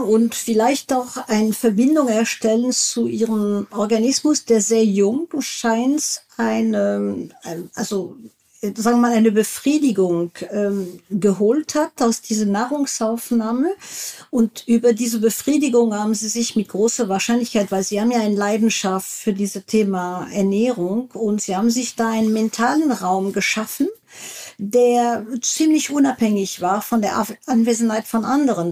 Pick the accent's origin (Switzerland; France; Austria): France; German is a second language; moved away; ich bin Französin